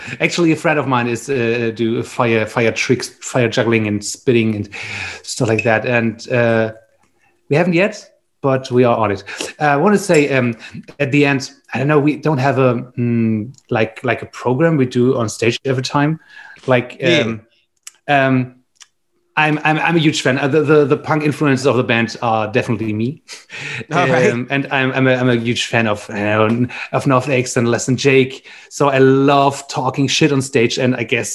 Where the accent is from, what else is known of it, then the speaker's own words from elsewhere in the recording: Flensburg, Schleswig-Holstein, Germany; English is a second language; now in Berlin, Germany; where I grew up was in Flensburg. That's the last town before Denmark in the north.